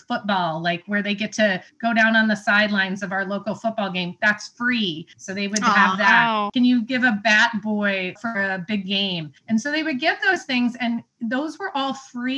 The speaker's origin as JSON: {"language": "English", "region": "Illinois", "country": "United States", "moved": "yes", "lives_now": "Indiana, United States", "said": "I'm from Illinois"}